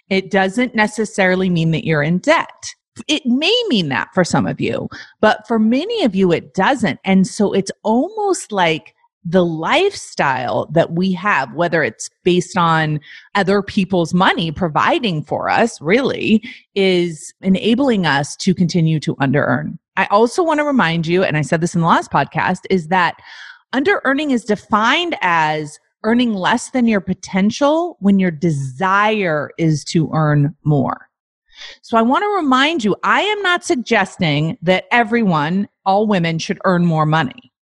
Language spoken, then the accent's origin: English; South Africa; now in Canada; Because I'm from South Africa. Because you're from South Africa. And where do you live now? I live in Canada.